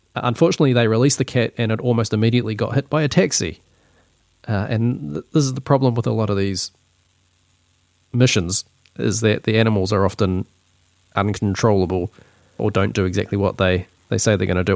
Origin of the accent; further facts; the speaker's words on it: New Zealand; accent: Kiwi; this is just my Kiwi accent